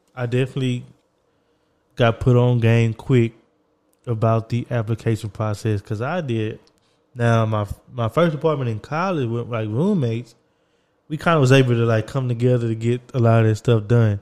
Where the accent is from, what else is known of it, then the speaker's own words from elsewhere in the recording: Texas, United States; also born or lived in New York; I was going from New York back to Texas.